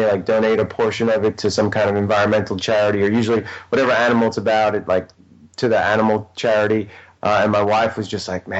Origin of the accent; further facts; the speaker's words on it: New York, United States; accent: New York; my New York accent